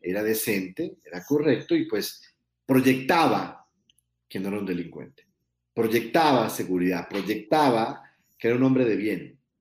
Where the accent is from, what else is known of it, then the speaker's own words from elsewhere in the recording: Colombia; moved away as an adult; now in Mexico; yo soy colombiano viviendo en México hace muchos años